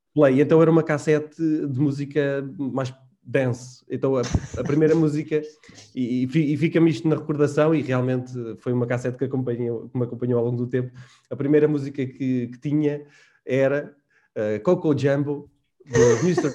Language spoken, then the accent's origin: Portuguese; Manteigas, Centro, Portugal; moved away as an adult; also born or lived in Guarda; now in Lisbon, Portugal; fui nascido e criado em Manteigas, na Serra da Estrela, portanto, o típico serrano